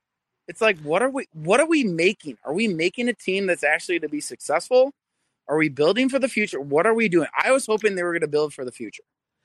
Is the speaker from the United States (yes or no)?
yes; Minneapolis, Minnesota, United States; I'm from North Minneapolis, right?